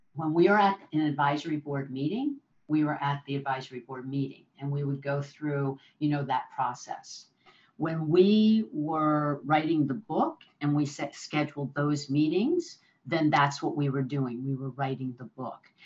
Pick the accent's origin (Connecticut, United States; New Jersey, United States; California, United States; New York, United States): New Jersey, United States; now in San Francisco, United States; I'm I'm originally from New Jersey